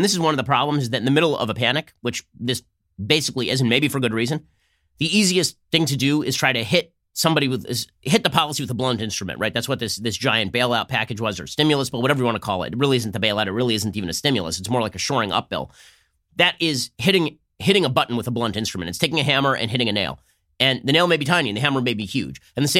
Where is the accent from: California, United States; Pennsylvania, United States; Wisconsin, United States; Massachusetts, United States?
California, United States; my home state of California.